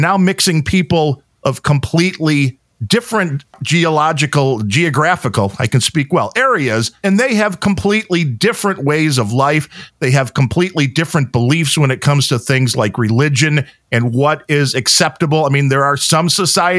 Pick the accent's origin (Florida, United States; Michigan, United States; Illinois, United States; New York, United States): Illinois, United States; Chicago; I come from the Chicago area